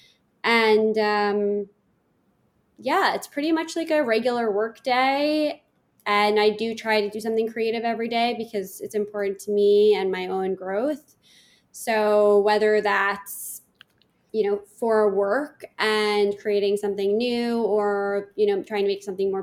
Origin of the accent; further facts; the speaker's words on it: New York City, New York, United States; I grew up in Manhattan, and my mom put me in finger painting classes at the Met.